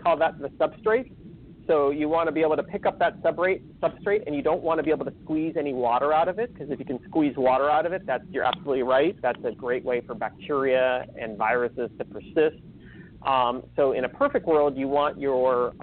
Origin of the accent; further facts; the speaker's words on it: California, United States; I'm from California